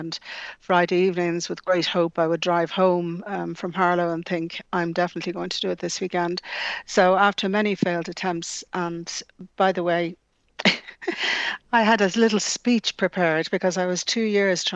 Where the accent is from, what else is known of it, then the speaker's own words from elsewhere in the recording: Dublin, Leinster, Ireland; also born or lived in Scotland; growing up in the Phoenix Park, I was nearly a resident of Dublin Zoo